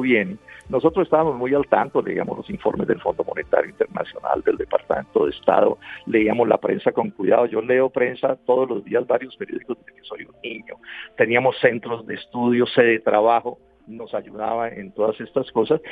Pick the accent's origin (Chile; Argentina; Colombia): Colombia; como colombiano.